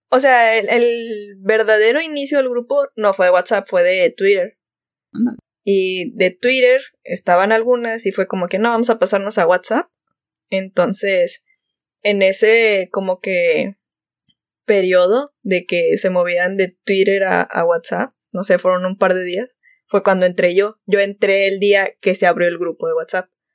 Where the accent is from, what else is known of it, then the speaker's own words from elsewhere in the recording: Monterrey, Nuevo León, Mexico; Soy de Monterrey.